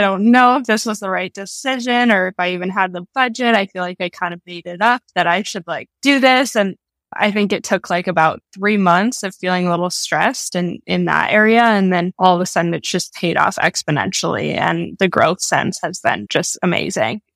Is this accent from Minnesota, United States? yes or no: yes; Minnesota, United States; moved away as an adult; also born or lived in New York / Colorado; I was born and raised in Minnesota